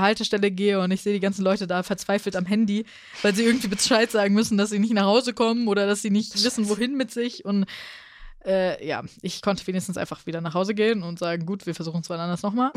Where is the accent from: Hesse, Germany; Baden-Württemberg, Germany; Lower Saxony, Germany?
Hesse, Germany; Als Hesse